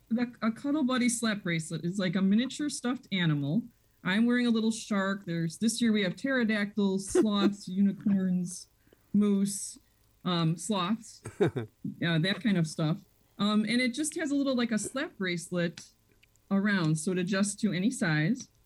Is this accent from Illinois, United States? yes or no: yes; Des Plaines, Illinois, United States; also born or lived in Chicago; I was born in Chicago, grew up in Des Plaines.